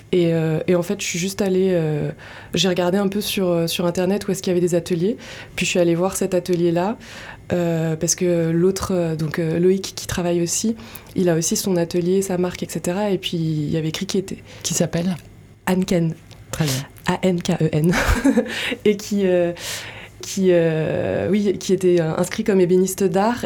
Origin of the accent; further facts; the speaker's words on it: Paris region, Île-de-France, France; moved away as an adult; also born or lived in Montreal, Canada; now in Landes, France; de région parisienne